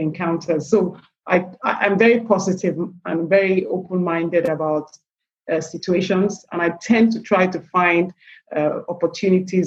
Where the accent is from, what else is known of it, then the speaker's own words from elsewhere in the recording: Nigeria; also born or lived in England; I'm Nigerian by birth. I run a business in Nigeria